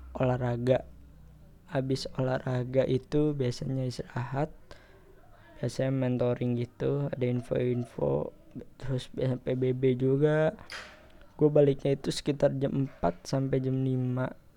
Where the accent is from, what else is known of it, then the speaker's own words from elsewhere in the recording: Depok, West Java, Indonesia; di kota gua. Ya, kota Depok